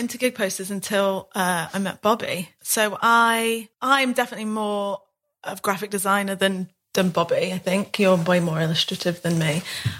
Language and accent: English; Midlands, United Kingdom; I'm from the Midlands, Bobby's from Eastleigh, near Southampton. So we're from different areas